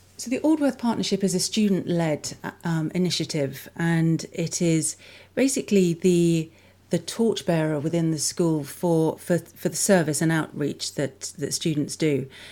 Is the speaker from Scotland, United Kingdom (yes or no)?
no; London, United Kingdom; moved away as an adult; also born or lived in Melbourne, Australia / Canberra, Australia; I grew up in London, in a place called Saint Margaret's, which is between Twickenham and Richmond, so southwest London